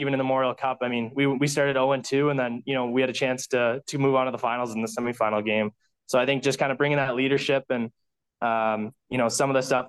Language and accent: English; London, Ontario, Canada; to London, it's obviously, it's, you know, it's my hometown